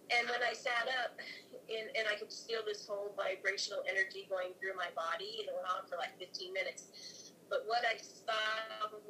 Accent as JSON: {"language": "English", "region": "Alaska", "country": "United States", "said": "I'm from Alaska"}